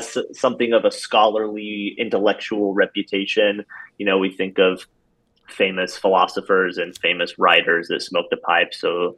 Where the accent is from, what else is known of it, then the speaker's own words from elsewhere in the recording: Upland, Indiana, United States; moved away as an adult; also born or lived in Boston area, Massachusetts / Spain; I grew up in rural Indiana, about halfway between Fort Wayne and Indianapolis. For those Hoosiers out there, I'm from Upland.